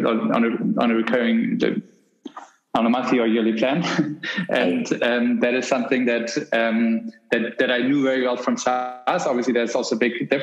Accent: Germany; I grew up in Germany

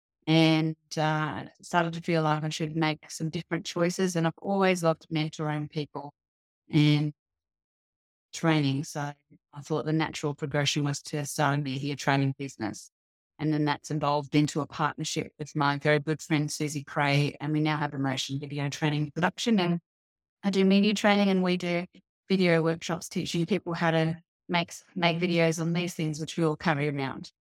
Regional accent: Sydney, New South Wales, Australia; now in Cairns, Australia; I grew up in Western Sydney

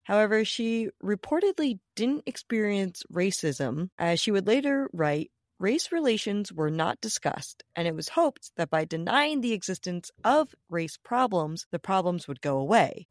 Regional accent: Rhode Island, United States; my home state

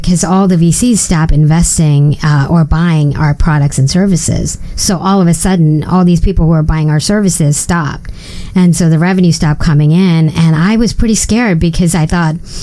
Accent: India; moved away; I grew up in India

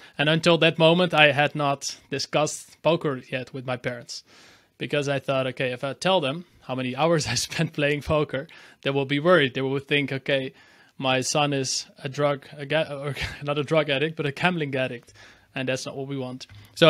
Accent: Amsterdam, North Holland, Netherlands; born there; English is a second language; So I'm based in Amsterdam in the Netherlands, and this is also where I was born in the Netherlands.

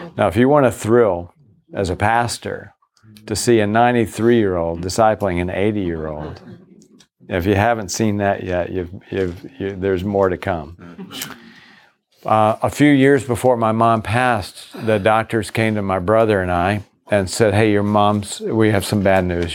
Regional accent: Virginia, United States; moved away; also born or lived in Boston; I grew up in the South. I grew up in Virginia.

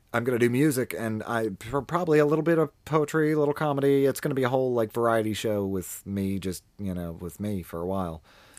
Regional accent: Baltimore, Maryland, United States; now in Huntsville, United States; my hometown of Baltimore City

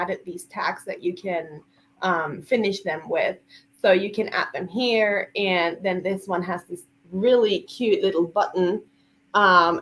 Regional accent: Chile; moved away; I am from Chile

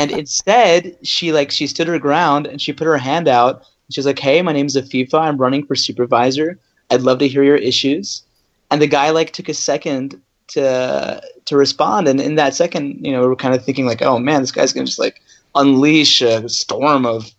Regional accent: Northern Virginia, United States; also born or lived in Maryland; I was born in Maryland. I grew up in Northern Virginia

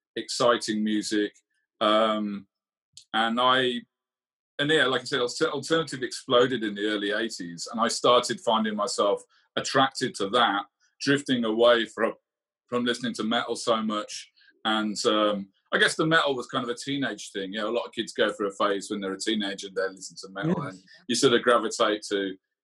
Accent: Lichfield, West Midlands, United Kingdom; also born or lived in Birmingham; Lichfield, the town I grew up and went to school

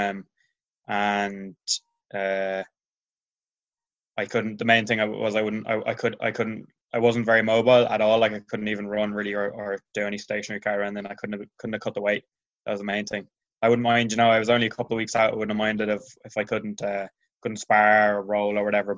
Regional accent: Tuamgraney, Munster, Ireland; I'm a Clare man, yeah. I'm in Clare now. My family home in Clare

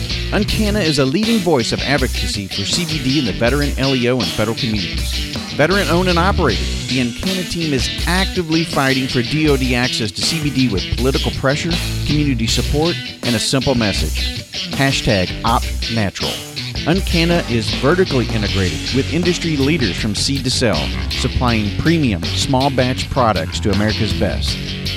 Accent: Milton, Florida, United States; in my hometown, Milton, Florida.

